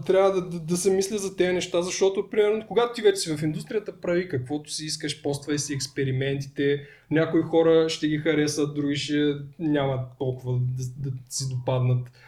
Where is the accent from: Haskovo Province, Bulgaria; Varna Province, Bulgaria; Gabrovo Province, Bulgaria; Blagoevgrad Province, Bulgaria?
Gabrovo Province, Bulgaria; Tryavna; да идвам а, от Трявна до София